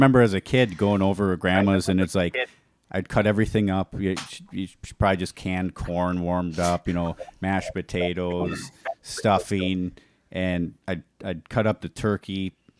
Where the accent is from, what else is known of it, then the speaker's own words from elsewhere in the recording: Hawaii, United States; now in Wisconsin, United States; So I grew up in Hawaii.